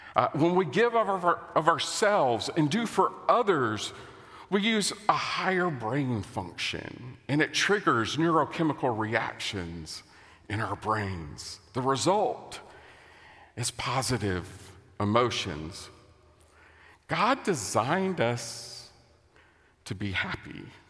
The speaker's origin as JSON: {"language": "English", "country": "United States", "said": "As an American"}